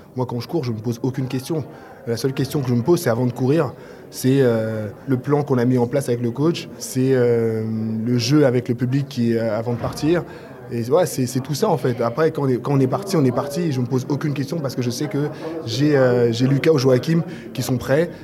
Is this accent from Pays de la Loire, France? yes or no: no; Paris, Île-de-France, France; ici chez moi à Paris